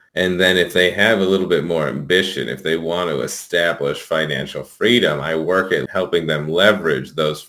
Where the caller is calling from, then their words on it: Santa Monica, California, United States; So I'm calling in from my home in Santa Monica, California.